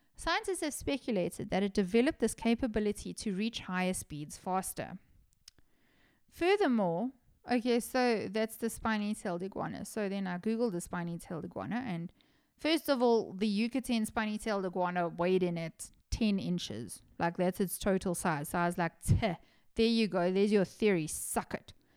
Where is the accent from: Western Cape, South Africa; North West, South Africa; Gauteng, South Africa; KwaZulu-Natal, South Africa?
Gauteng, South Africa; Johannesburg; I'm from Johannesburg.